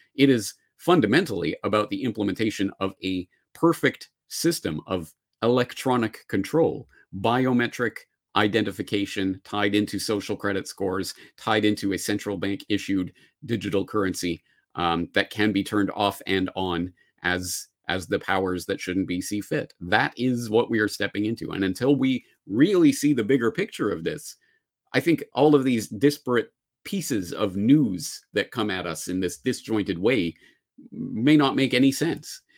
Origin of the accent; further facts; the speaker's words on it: Canada; now in Japan; I say this as a Canadian in Japan